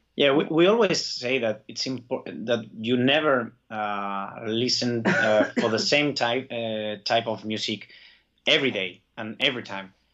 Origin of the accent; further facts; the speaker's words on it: Basque Country, Spain; I, I feel Basque, Basque my like as my mother tongue